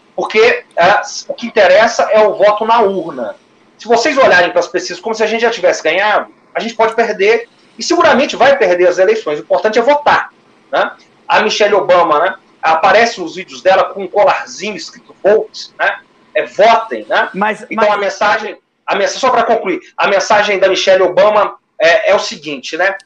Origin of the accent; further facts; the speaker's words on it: Minas Gerais, Brazil; como se diz em Minas Gerais, a minha terra